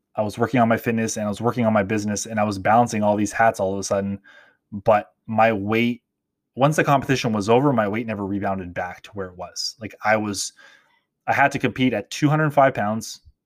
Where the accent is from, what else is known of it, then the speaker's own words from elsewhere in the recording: Toronto, Ontario, Canada; growing up in Toronto, in Canada